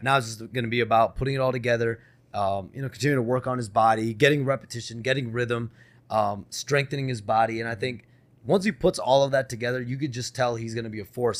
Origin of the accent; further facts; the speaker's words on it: Chicago, Illinois, United States; I, am born and raised there